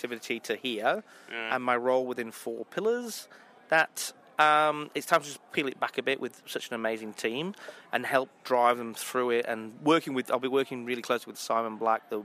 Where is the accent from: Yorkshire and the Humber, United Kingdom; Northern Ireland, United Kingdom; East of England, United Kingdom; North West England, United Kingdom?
Yorkshire and the Humber, United Kingdom; accent: Yorkshire; my Yorkshire accent